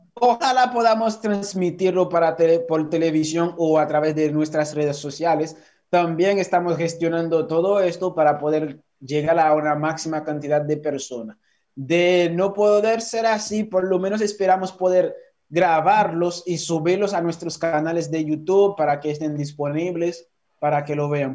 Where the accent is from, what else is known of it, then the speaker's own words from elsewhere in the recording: Haiti; moved away as an adult; now in Dominican Republic; mi país